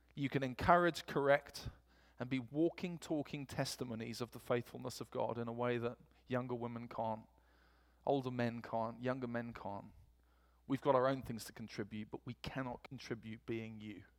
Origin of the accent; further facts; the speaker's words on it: England, United Kingdom; accent: English; moved away; my English accent